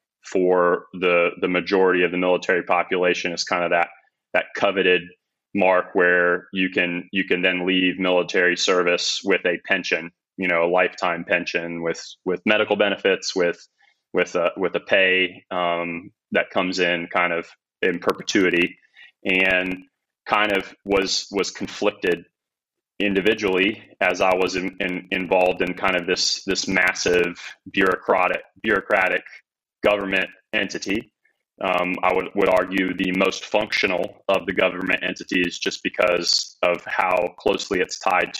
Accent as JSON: {"language": "English", "region": "Northern Alabama", "country": "United States", "tie": "born or raised there", "said": "I was born and raised in Northern Alabama"}